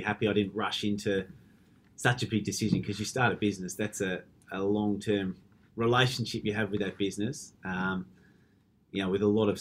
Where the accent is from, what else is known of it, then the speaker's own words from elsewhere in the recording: Melbourne, Victoria, Australia; moved away as an adult; also born or lived in Perth, Australia; it just made the right sense to move back to Melbourne